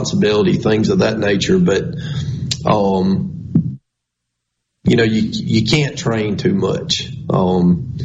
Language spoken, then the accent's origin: English; Scott County, Mississippi, United States; I'm from Scott County